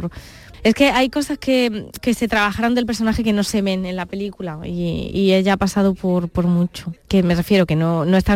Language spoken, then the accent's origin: Spanish; Córdoba, Andalusia, Spain; Además que me siento andaluza y cuánta gente no me habrá dicho, es que eh, se nota que eres andaluza por